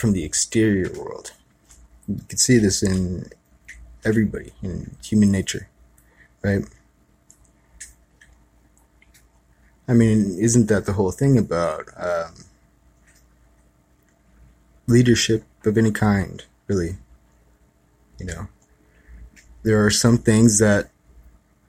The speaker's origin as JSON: {"language": "English", "town": "Kihei", "region": "Hawaii", "country": "United States", "tie": "born or raised there", "said": "I grew up in Kihei"}